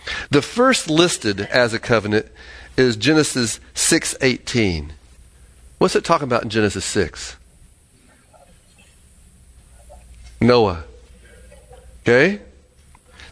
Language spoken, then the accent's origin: English; Florida, United States; I lived in Florida